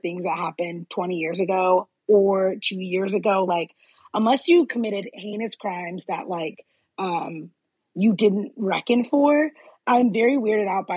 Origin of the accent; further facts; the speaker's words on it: United States; first language English; I'm obviously an American citizen